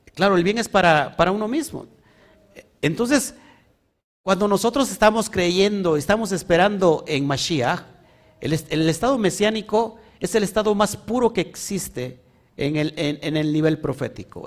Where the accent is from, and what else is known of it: Mexico